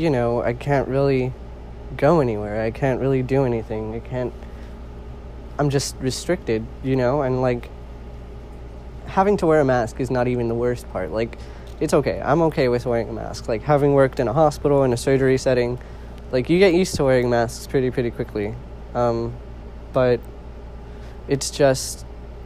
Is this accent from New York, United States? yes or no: no; California, United States; I'm originally from California